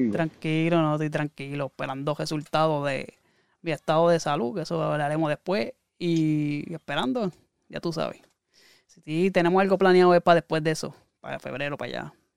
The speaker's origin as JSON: {"language": "Spanish", "country": "Puerto Rico"}